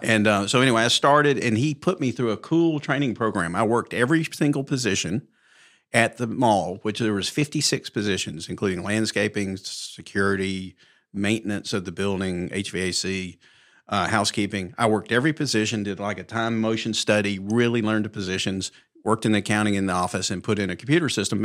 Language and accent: English; Mountain Brook, Alabama, United States; born and raised in Mountain Brook, graduated high school in 1978